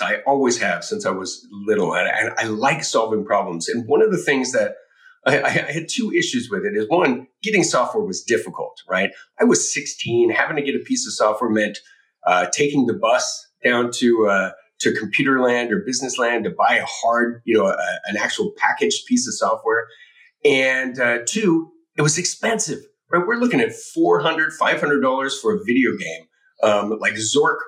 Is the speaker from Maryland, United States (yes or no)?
no; Cupertino, California, United States; I was fortunate enough to be born and raised in the Bay Area, right? Cupertino, California, is my birthplace, hometown